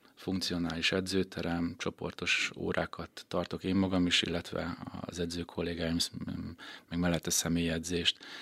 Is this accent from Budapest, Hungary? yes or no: no; Békéscsaba, Békés, Hungary; also born or lived in Szeged; én Békés Csabán születtem, Békés Csabán éltem